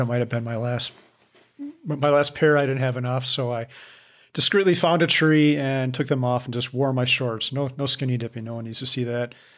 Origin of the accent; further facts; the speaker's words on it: Midwest, United States; I'm from the Midwest